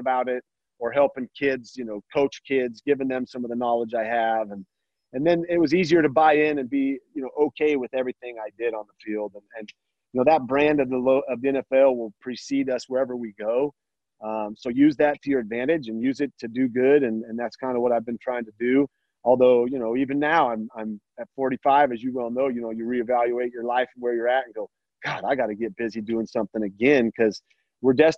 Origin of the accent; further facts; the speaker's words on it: Sawtooth, Idaho, United States; We grew up in the Sawtooth